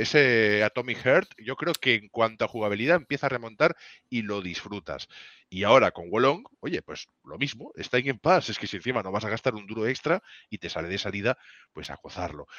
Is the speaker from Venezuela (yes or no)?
no; Spain